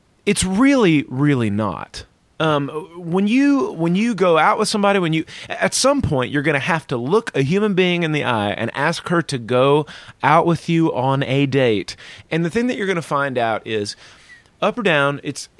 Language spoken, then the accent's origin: English; the South, United States; I'm from the South